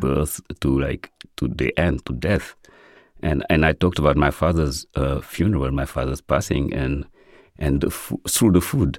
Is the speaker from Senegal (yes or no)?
yes; Senegal; now in United States; growing up in Senegal, cooking was a gender based activity and boys weren't in the kitchen